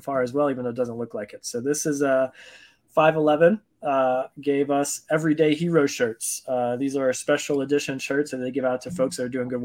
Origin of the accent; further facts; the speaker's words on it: Cedar Rapids, Iowa, United States; I was born and raised in the Midwest in the Iowas